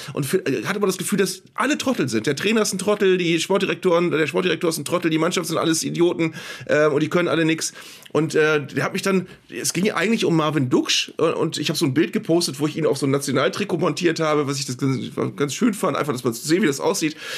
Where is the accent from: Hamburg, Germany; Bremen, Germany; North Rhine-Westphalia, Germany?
Bremen, Germany; als Bremer